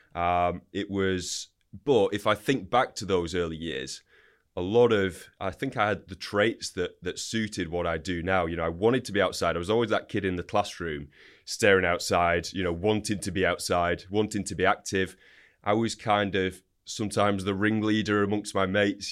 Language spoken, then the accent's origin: English; Wigan, North West England, United Kingdom; So, grew up in Wigan, Northern England.